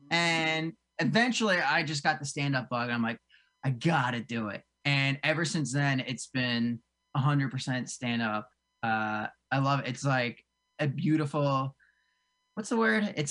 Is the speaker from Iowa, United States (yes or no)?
no; New Jersey, United States; So actually, I grew up in South Jersey. I grew up right outside of uh, like Cherry Hill, uh, way down south